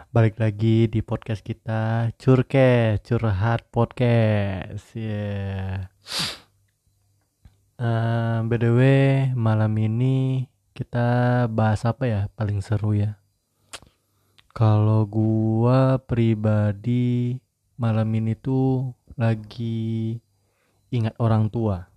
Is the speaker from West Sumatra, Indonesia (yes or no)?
yes; Padang, West Sumatra, Indonesia; kalau gue manggil ibu gue tuh bundo karena gue orang Padang ya jadi gue manggilnya bundo bukan bunda